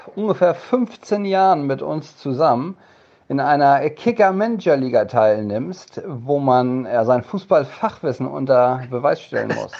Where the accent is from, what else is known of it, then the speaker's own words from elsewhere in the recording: Emsland, Lower Saxony, Germany; Ich, ich komme aus dem Emsland, bin da groß geworden